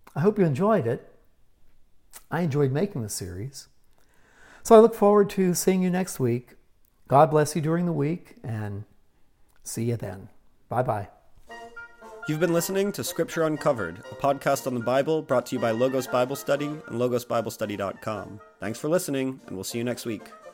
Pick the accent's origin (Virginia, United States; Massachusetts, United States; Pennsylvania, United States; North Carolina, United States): Pennsylvania, United States; Pittsburgh; I grew up in Pittsburgh, Pennsylvania, in the 1950s and early 60s